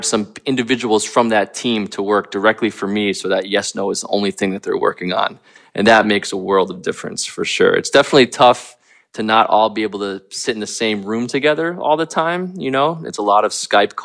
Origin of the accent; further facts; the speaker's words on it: United States; moved away; I'm from New Jersey, New York originally